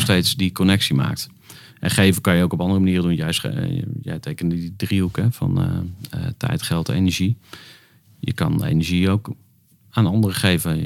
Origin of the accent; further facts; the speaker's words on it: Twente, Overijssel, Netherlands; Ik ben geboren in Twente